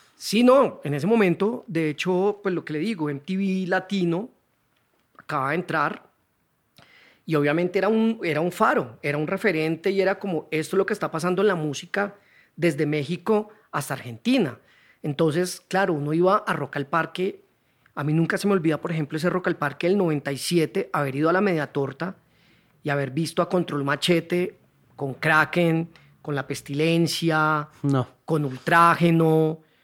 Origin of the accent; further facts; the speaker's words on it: Neiva, Huila, Colombia; moved away as an adult; also born or lived in Cali; now in Bogotá, Colombia; por temas del trabajo de mi papá nos tocó ir a Neiva, 10 años